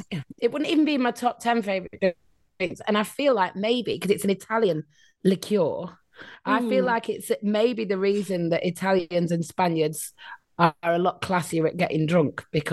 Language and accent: English; Rochdale, North West England, United Kingdom; accent: Northern English; moved away as an adult; now in Australia; I was born in Rochdale, lived there till I was 34.